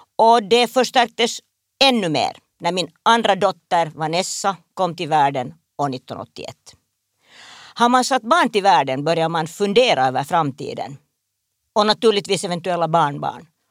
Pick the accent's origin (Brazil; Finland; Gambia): Finland; Espoo, Uusimaa; Jag växte upp på en kombinerad bondgård, handelsträdgård, i Esbo